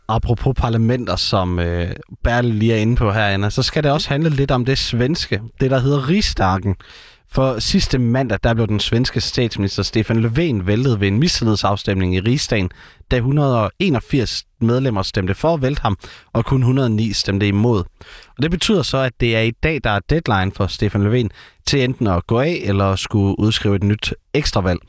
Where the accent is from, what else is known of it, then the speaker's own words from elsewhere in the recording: Herning, Central Denmark Region, Denmark; Herning er jo øh, den det eneste sted i landet, hvor der skulle være motorvej hele vejen rundt om byen, hvor jeg kommer fra.